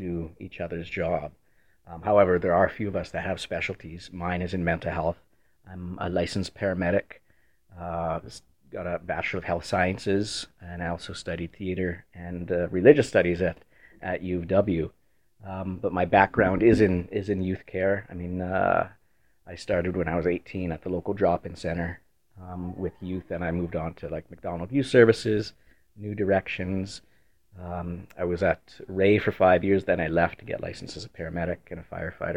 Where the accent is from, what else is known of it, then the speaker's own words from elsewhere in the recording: Winnipeg, Manitoba, Canada; I grew up in Windsor Park, middle-class area.